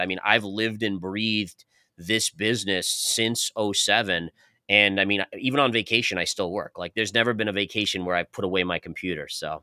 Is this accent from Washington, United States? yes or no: no; New York, United States; moved away as an adult; now in Tampa, United States; originally we're, we're all from New York